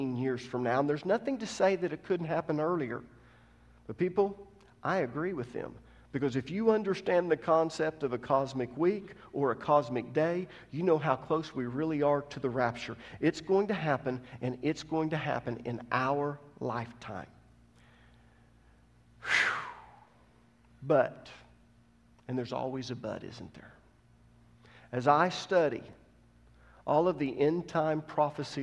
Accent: United States; as an American

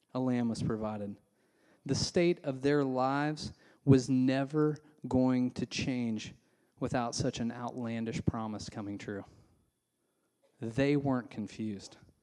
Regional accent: Indiana, United States; now in Nashville, United States; I grew up in Indiana

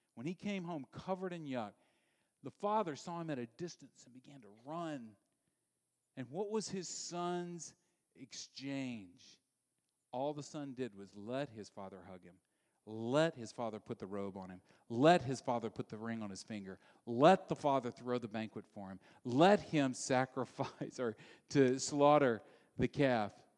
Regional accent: Louisiana, United States; I grew up in Louisiana

